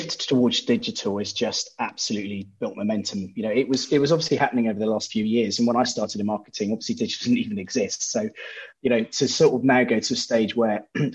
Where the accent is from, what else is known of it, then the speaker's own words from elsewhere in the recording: Bristol, South West England, United Kingdom; also born or lived in Poole; Back in Bristol, my hometown